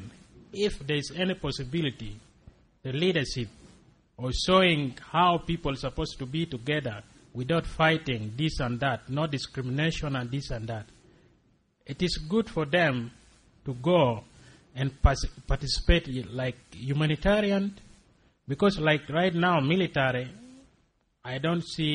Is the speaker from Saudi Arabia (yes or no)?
no; Acholi, Northern Region, Uganda; I'm from Acholi. Also, it is my area